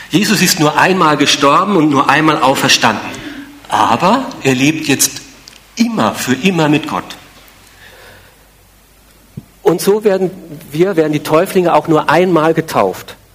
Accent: Austria; Ich bin Christ, natürlich. Ich bin ja in Österreich groß geworden, selbstverständlich.

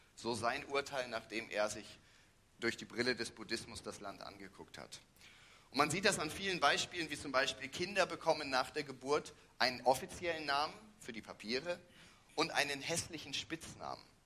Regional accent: Germany; moved away as an adult; also born or lived in Thailand; wir sind aus Deutschland

